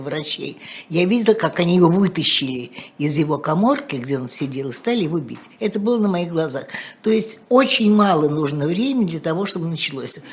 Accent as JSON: {"language": "Russian", "region": "Moscow", "country": "Russia", "tie": "born or raised there", "said": "в аптеке у Красных Ворот, где я жила"}